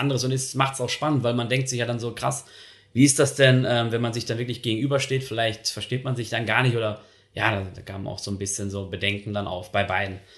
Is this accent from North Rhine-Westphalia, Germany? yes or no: yes; Dortmund, North Rhine-Westphalia, Germany; now in Switzerland; Und äh, ich komme halt aus dem Ruhrgebiet, aus der Nähe von Dortmund.